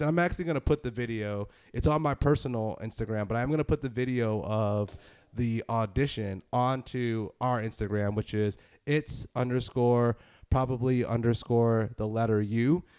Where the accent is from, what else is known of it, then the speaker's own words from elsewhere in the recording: Northeast, United States; I'm from the Northeast. Is that is that something that makes me sound nasally?